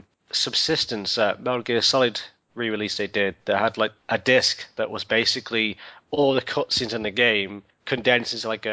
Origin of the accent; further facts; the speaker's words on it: United Kingdom; We're all British.